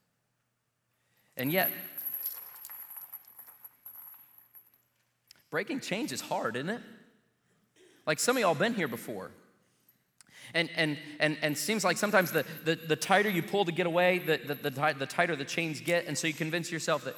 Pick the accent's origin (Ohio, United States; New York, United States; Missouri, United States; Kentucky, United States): Missouri, United States; Joplin; I can remember as a kid when the circus came to my hometown